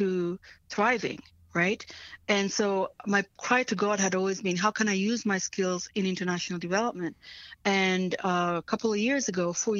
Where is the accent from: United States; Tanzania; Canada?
Tanzania; English is a second language; moved away; I was born in Tanzania, and I grew up during in the 70s, during the time when Idi Amin was waging war in Uganda and then came into Tanzania and was waging war with us